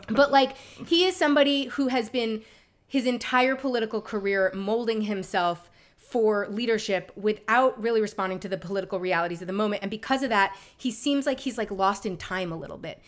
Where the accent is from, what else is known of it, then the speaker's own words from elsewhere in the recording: New York, United States; when I was growing up in New York